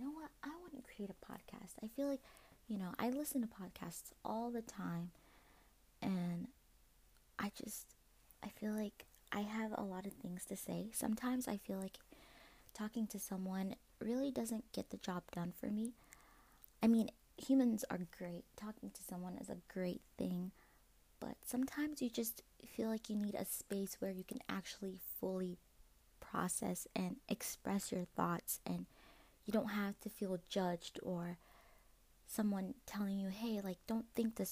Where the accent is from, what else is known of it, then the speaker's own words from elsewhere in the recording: Maryland, United States; I'm from Maryland